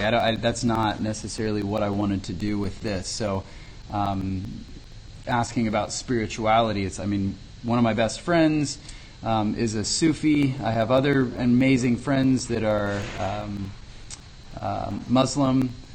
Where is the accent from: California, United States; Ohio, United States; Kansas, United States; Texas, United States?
Kansas, United States; Lindsborg; I'm from Lindsborg. Lindsborg's an incredibly rich vocal town